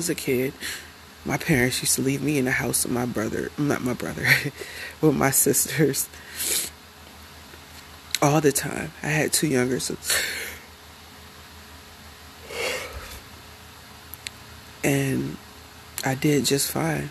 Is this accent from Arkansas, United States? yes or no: no; Ohio, United States; moved away; I'm originally from Ohio